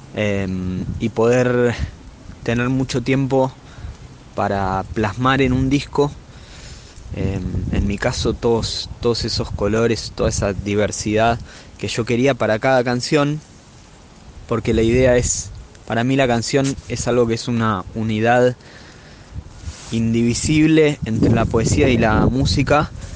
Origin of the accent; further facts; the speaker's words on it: Buenos Aires, Argentina; soy músico de Buenos Aires, vivo en La Boca